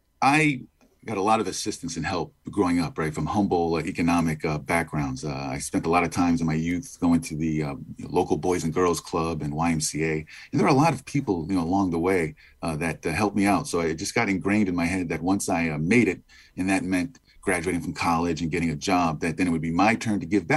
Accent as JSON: {"language": "English", "town": "New Haven", "region": "Connecticut", "country": "United States", "tie": "born or raised there", "said": "I grew up in inner city New Haven, in the Hill section of New Haven. As you mentioned, I've got parents from Guatemala, Central America, and I've got cousins"}